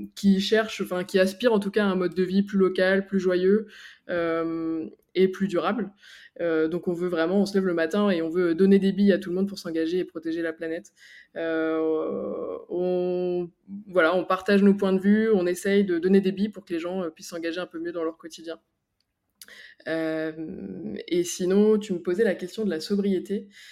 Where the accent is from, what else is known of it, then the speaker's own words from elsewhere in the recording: Picardy, Hauts-de-France, France; now in Annecy, France; je suis originaire de Picardie et maintenant j'habite euh, à Annecy